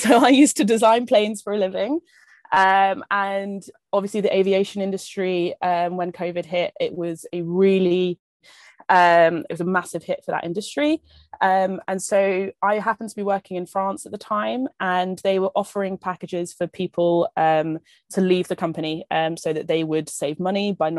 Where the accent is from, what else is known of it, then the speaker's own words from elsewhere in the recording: London, United Kingdom; moved away as an adult; I'm from London originally.